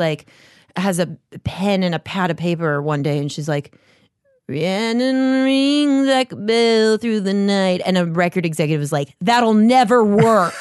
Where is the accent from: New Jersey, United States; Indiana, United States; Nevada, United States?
Nevada, United States; Las Vegas; moved away as an adult; now in Los Angeles, United States; I was born there and I love left when I was eighteen